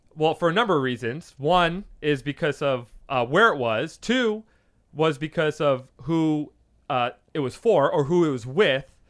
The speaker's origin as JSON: {"language": "English", "region": "New York", "country": "United States", "tie": "born or raised there", "moved": "yes", "lives_now": "California, United States", "said": "I grew up with him in New York"}